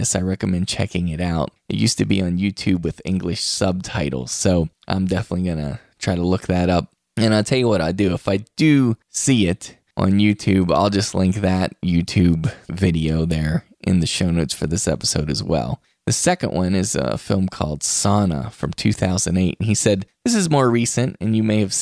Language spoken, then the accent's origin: English; West Virginia, United States; I'm from West Virginia